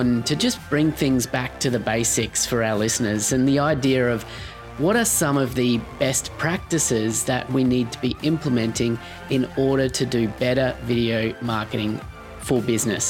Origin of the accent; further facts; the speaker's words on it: Australia; a fellow Australian video producer